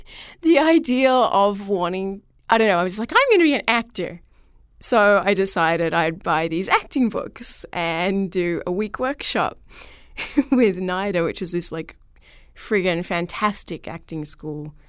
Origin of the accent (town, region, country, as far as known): Melbourne, Victoria, Australia; born or raised there; moved away